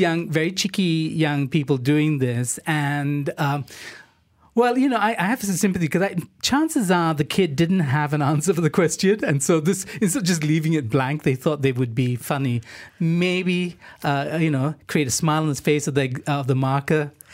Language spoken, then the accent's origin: English; Singapore; I grew up in Singapore